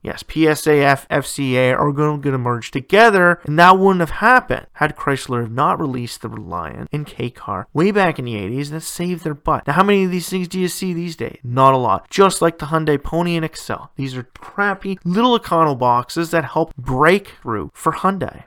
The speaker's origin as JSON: {"language": "English", "country": "Canada", "tie": "born or raised there", "said": "my hometown, we don't have either of those big three Japanese luxury marks"}